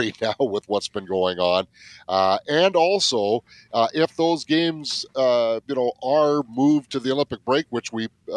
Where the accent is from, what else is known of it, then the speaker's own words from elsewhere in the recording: West Coast, British Columbia, Canada; now in Manitoba, Canada; I grew up on the West Coast. Manitoba's my home now